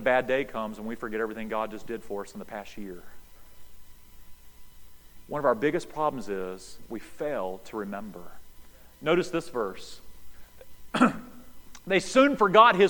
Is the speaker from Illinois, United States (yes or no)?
no; High Rock Lake, North Carolina, United States; we grew up near High Rock Lake there in North Carolina.